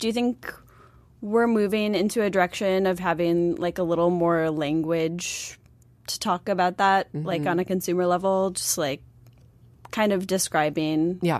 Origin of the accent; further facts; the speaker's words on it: Buffalo, New York, United States; Like, I'm from Buffalo.